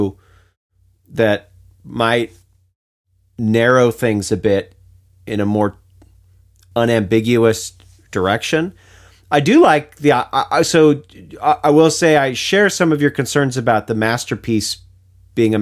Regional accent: United States; being an American

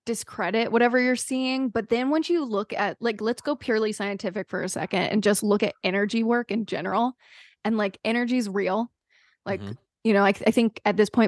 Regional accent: North Carolina, United States; moved away as an adult; I was from North Carolina, so like all the kids, like we grew up drinking super early.

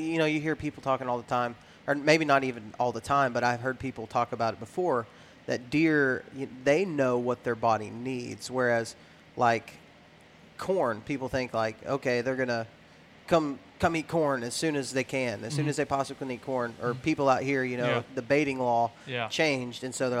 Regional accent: Texas, United States; When you look at Texas, I was raised in West Texas, so there are some food sources that are excellent for deer in Texas.

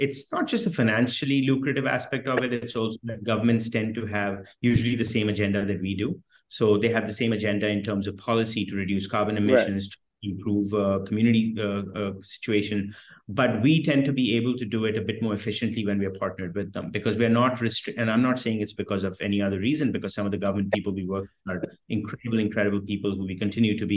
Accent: New Delhi, Delhi, India; moved away; also born or lived in France / United States; I grew up in India, and I went to school in France and in the US.

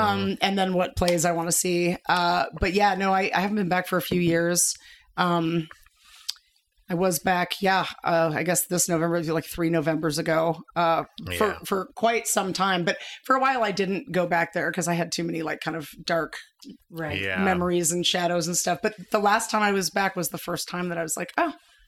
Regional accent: New York City, New York, United States; now in Idaho, United States; my mom still lives in the same apartment I grew up in on the Lower East Side in Manhattan.

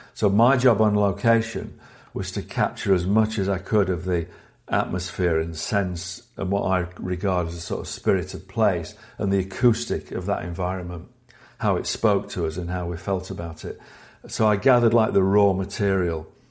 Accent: Sheffield, Yorkshire and the Humber, United Kingdom; growing up in Sheffield in the north of England

